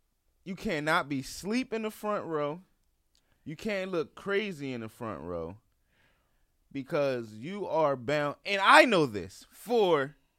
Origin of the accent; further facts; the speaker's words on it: Baltimore, Maryland, United States; I'm from Baltimore.